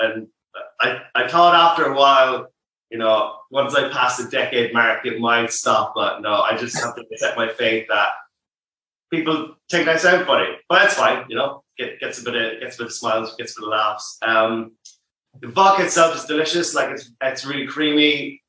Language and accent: English; Cork, Munster, Ireland; now in New Zealand; you can tell I'm not from New Zealand, but I am a very proud Cork man.